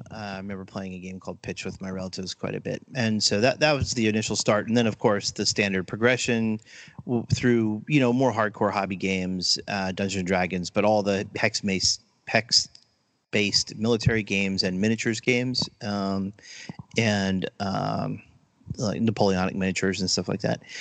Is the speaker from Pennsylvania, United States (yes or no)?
yes; outside Allentown, Eastern Pennsylvania, United States; I grew up in Pennsylvania, uh, outside of Allentown, and uh, so I guess Eastern Pennsylvania